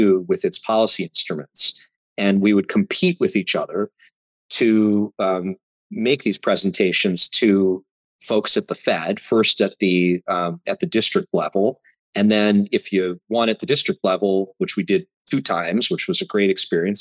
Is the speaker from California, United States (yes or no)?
no; Milwaukee, Wisconsin, United States; also born or lived in Appleton, Wisconsin / Denver, Colorado; And then in fourth grade, my family moved to Milwaukee and lived in Milwaukee until I went away to college.